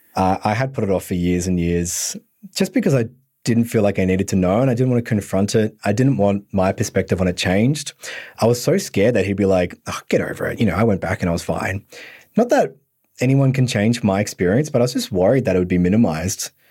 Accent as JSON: {"language": "English", "town": "Bendigo", "region": "Victoria", "country": "Australia", "said": "I'm from Country Victoria as well, so more the northern part"}